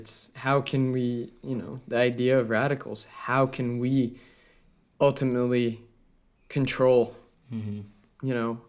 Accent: Colorado, United States; this is a great example from my home state in Colorado.

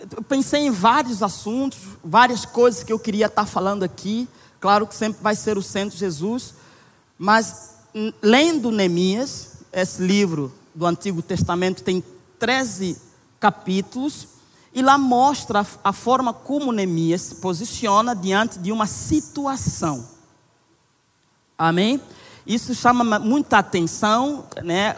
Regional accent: Angola; now in Brazil; Eu sou angolano, casado com Nayara

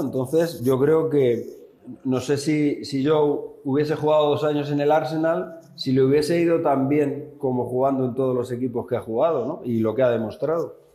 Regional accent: Spain; siendo españoles, siendo la misma escuela

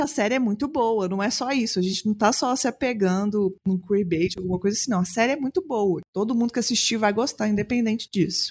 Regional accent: Belo Horizonte, Minas Gerais, Brazil; Sou uma mulher cis, branca, lésbica de Belo Horizonte

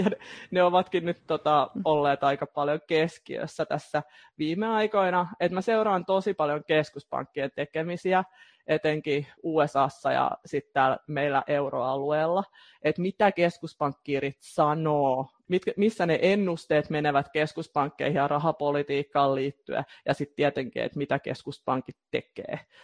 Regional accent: Turku, Southwest Finland, Finland; mä oon turkulainen, teen aika pitkälti etätöitä mun kotikonttorilla

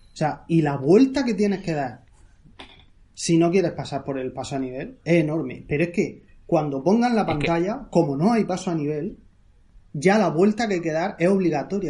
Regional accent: Murcia, Region of Murcia, Spain; yo soy de Murcia

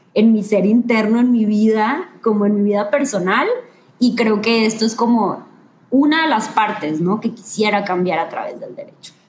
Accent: Ciudad Victoria, Tamaulipas, Mexico; moved away as an adult; now in Monterrey, Mexico; el lugar en donde yo viví y el lugar donde yo nací, eh, que es el norte de México y en donde yo me crié

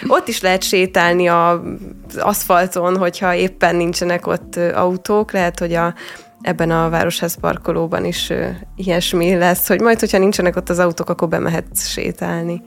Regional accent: Hungary; mint magyar ember

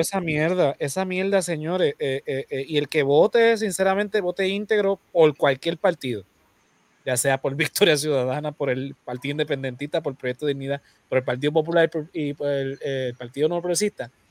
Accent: Puerto Rico; los puertorriqueños somos ciudadanos americanos

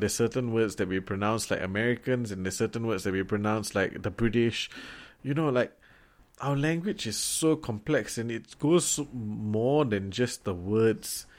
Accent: Singapore

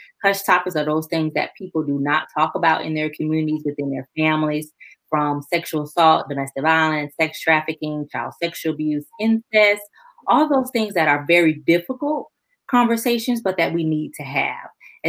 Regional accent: South Carolina, United States; Well, you know I'm from South Carolina.

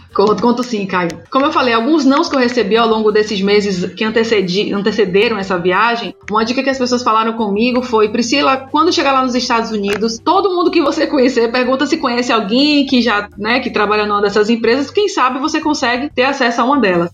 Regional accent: Salvador, Bahia, Brazil; eu moro e nasci em Salvador

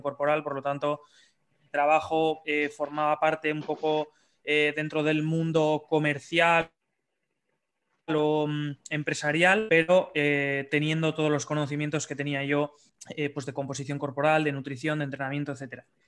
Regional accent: Bilbao, Basque Country, Spain; soy de Bilbao

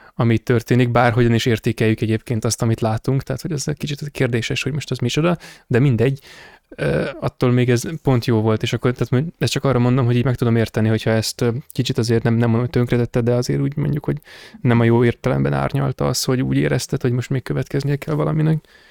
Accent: Hungary; magyar vagyok

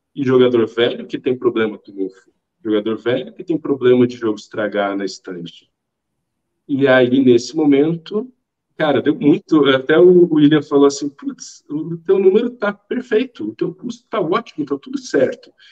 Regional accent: Brasília, Federal District, Brazil; eu sou de Brasília, Brasília é tudo extremamente distante.

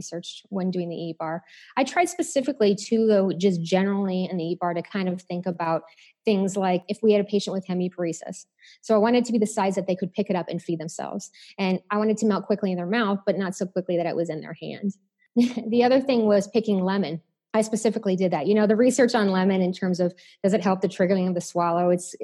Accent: Chicago, Illinois, United States; I'm from Chicago

